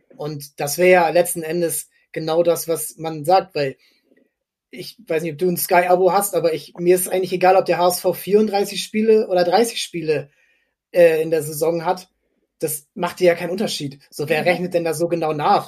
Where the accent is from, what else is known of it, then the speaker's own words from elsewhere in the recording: near Fredenbeck, Stade district, Lower Saxony, Germany; Fredenberg ist, ähm, kommt aus meiner Heimat, also ich bin zehn Kilometer davon aufgewachsen